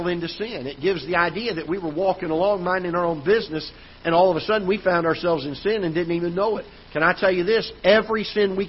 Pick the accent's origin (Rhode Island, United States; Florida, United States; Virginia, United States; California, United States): Florida, United States; South; now in Festus, United States; I'm from South Florida originally